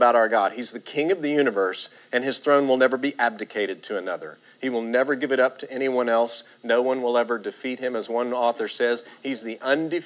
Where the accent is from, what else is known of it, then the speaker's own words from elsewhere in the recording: Texas, United States; now in Oklahoma, United States; we're from Texas and now we're living in Oklahoma